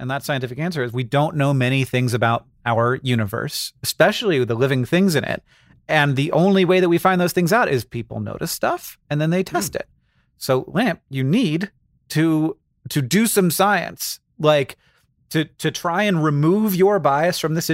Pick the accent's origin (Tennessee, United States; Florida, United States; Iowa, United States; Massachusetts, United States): Florida, United States; when I grew up, I grew up in Florida. We called them anoles